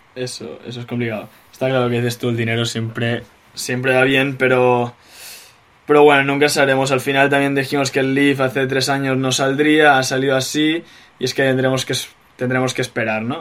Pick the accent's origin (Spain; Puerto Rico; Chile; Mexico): Spain; moved away; los españoles somos así